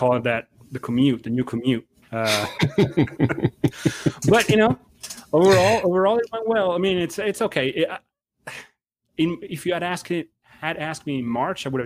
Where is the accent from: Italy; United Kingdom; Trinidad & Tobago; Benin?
Italy; Emilia-Romagna; English is a second language; now in United States; being born and raised in Italy, and my family, the bulk of my family, they are still in Italy